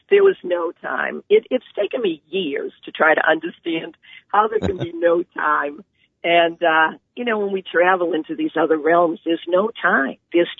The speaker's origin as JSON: {"language": "English", "town": "Boston", "region": "Massachusetts", "country": "United States", "also_born_or_lived": "Chester Springs, Pennsylvania", "accent": "Boston", "moved": "yes", "said": "I'm from Boston, it's a Boston accent."}